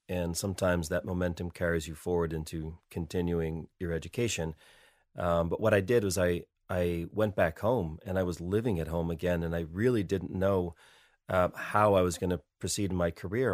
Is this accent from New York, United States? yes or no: no; Wyoming Valley, Northeastern Pennsylvania, United States; moved away as an adult; also born or lived in Paris, France; now in Boston, United States; I grew up in the Northeast, the Wyoming Valley